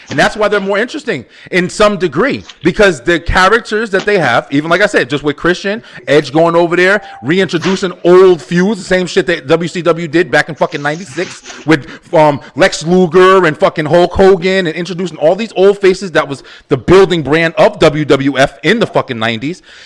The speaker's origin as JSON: {"language": "English", "country": "United States", "said": "I'm American"}